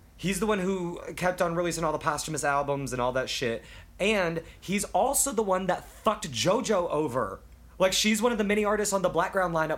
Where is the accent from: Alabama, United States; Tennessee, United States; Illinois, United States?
Tennessee, United States; Memphis; moved away; I'm from Memphis